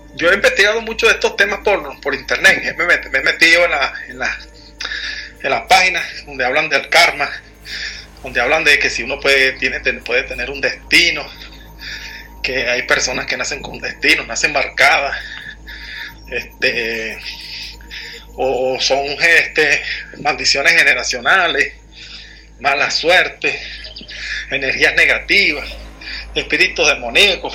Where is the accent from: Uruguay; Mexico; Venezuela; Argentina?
Venezuela; aquí soy de Venezuela.